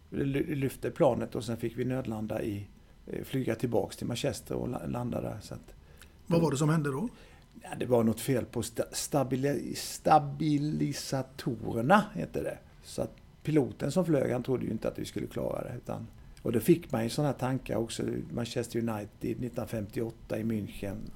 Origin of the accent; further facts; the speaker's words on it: Vimmerby, Kalmar County, Sweden; Jag är född i Vimmerby